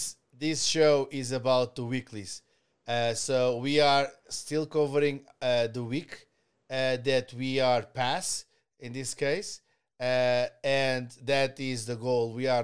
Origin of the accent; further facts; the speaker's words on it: Canada; We are truly Canadian